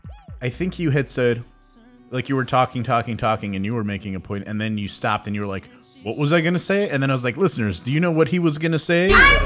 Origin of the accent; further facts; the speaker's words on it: Addison, Illinois, United States; my hometown of Addison.